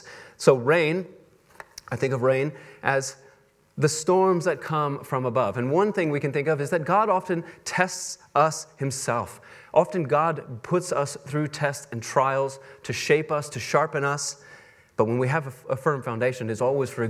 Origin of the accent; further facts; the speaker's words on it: Texas, United States; moved away; I come from Texas